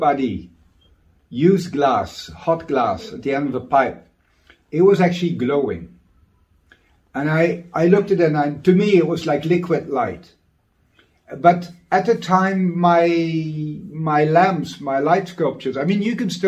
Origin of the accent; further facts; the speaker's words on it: Maastricht, Limburg, Netherlands; Basically, I'm from Maastricht. It's a town in the Netherlands, an old town